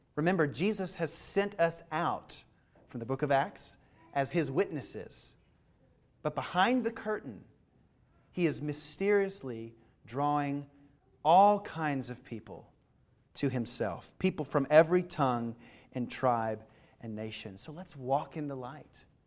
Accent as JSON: {"language": "English", "region": "Kentucky", "country": "United States", "tie": "born or raised there", "moved": "yes", "said": "I grew up in Kentucky."}